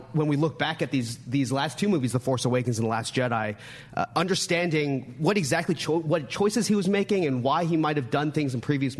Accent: Boston, Massachusetts, United States; also born or lived in South Korea; So I'm from the Boston area. I actually moved to the the United States when I was 2 months old. I was born in South Korea and, you know, grew up on the East Coast

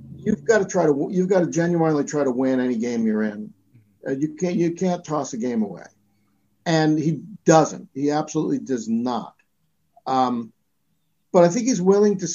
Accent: Philadelphia, Pennsylvania, United States; I'm a Philadelphian

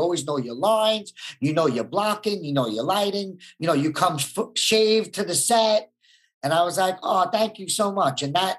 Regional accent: Brooklyn, New York, United States; growing up in Brooklyn, you need an ego and an image, and you got to be a tough guy, or else, you know, you'll get taken advantage of.

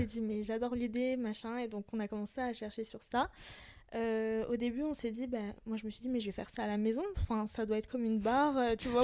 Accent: France; je suis d'origine libanaise. Je suis française aussi

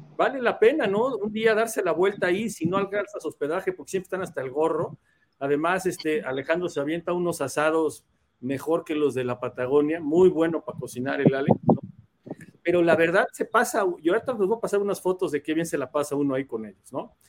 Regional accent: Mexico; como buen mexicano

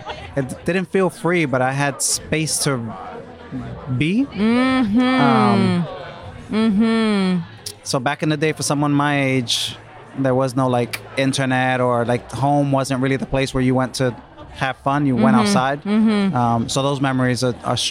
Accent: New York City, New York, United States; I grew up on the Lower East Side back in the day

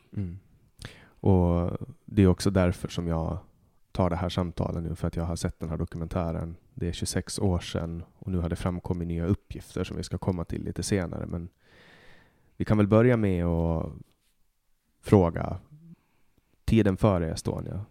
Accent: Mariehamn, Åland Islands; min hemstad Mariehamn

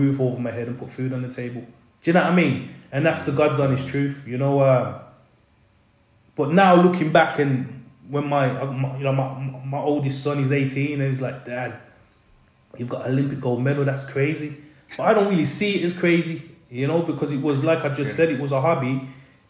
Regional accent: Birmingham, West Midlands, United Kingdom; also born or lived in London; now in Wales, United Kingdom; how can you leave Birmingham and live in London for so long? And how can you live in London and then move to Wales?

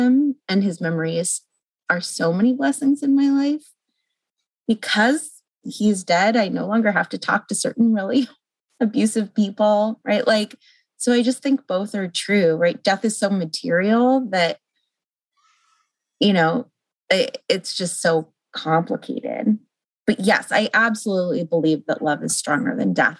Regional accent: Los Angeles, California, United States; also born or lived in St. Louis, Missouri; I was living in St. Louis, Missouri, and I'm from Los Angeles.

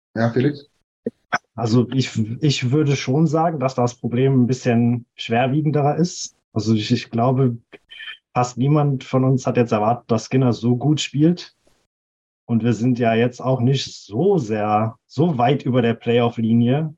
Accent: Ruhr area, North Rhine-Westphalia, Germany; ich komme aus dem hässlichen Ruhrgebiet

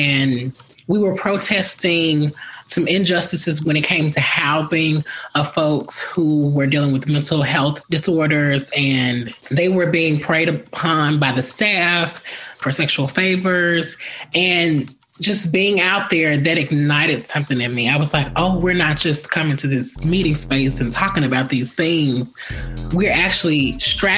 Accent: Memphis, Tennessee, United States; I grew up here in Memphis, Tennessee

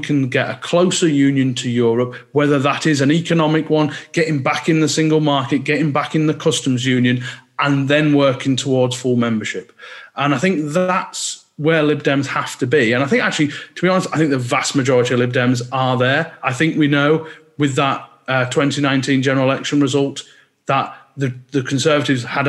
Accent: Cumbria, North West England, United Kingdom; now in Lancashire, United Kingdom; I'm from just the other side of the Scottish border when I was born in Cumbria

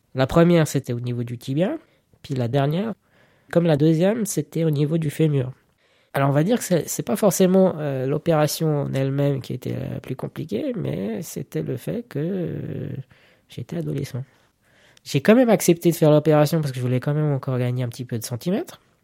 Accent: Zurich, Switzerland; je suis né à Zurich

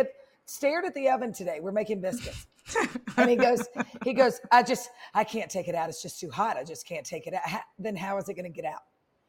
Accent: Memphis, Tennessee, United States; moved away as an adult; also born or lived in Indianola, Mississippi / New Orleans, Louisiana; now in Atlanta, United States; So we moved to Memphis in third grade.

